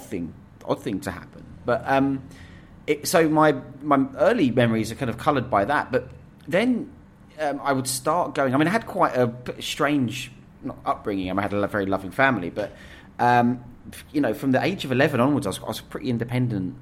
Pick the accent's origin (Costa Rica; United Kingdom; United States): United Kingdom; Essex, East of England; we grew up in Essex